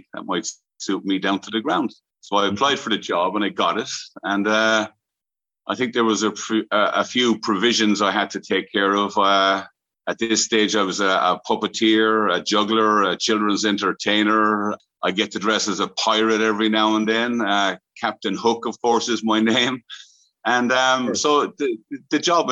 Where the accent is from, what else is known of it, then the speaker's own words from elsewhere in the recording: County Limerick, Munster, Ireland; moved away as an adult; also born or lived in New York, United States; I'm from the west of Ireland originally, a little county called Limerick. But I left there in 1986. Mm-hmm. I finished school. I was just about 18